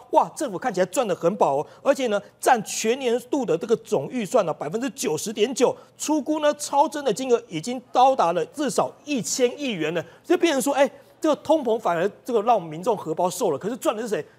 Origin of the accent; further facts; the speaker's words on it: Taiwan; 我们台湾人